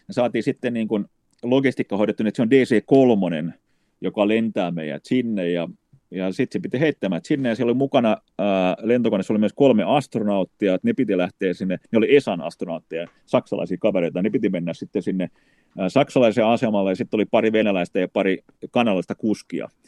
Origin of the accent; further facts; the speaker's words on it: Finland; Niin mä sanoin, että me ollaan Suomesta.